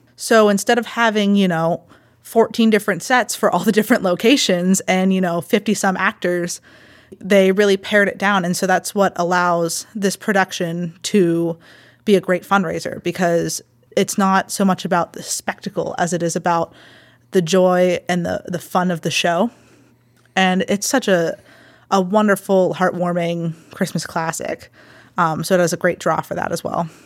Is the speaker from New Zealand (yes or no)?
no; Baldwin, Pennsylvania, United States; I grew up in Baldwin